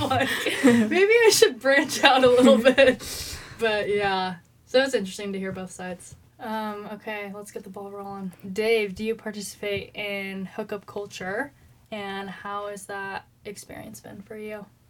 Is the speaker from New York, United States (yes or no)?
no; Eugene, Oregon, United States; I'm from Eugene